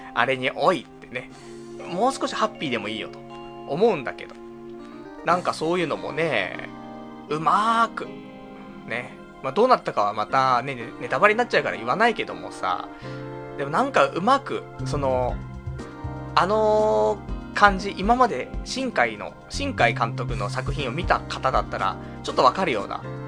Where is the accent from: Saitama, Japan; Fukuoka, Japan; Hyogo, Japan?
Saitama, Japan; now in Tokyo, Japan; 地元が埼玉だからね